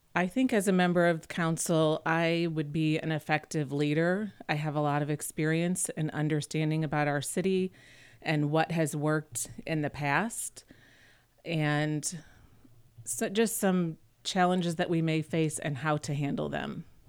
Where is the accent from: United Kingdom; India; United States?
United States; Webster Groves, Missouri; I grew up in Webster Groves